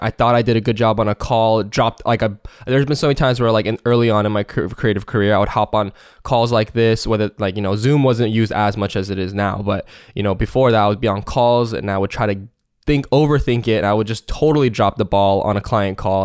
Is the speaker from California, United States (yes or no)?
no; Seattle, Washington, United States; Seattle, Washington.